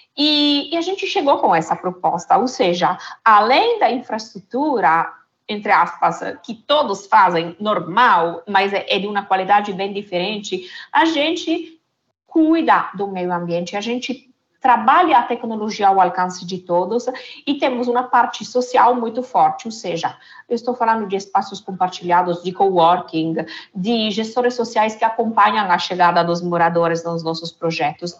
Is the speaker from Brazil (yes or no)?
no; Italy; Portuguese is a second language; moved away; de origem sou italiana